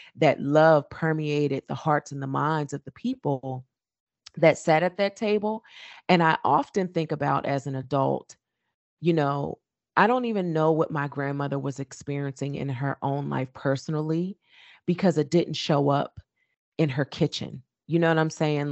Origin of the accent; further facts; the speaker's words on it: Trenton, New Jersey, United States; growing up in my hometown of Trenton, New Jersey